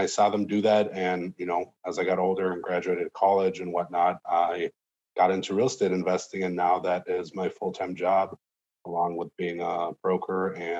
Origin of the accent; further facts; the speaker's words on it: Moscow, Russia; now in United States; But originally we're from Moscow, Russia.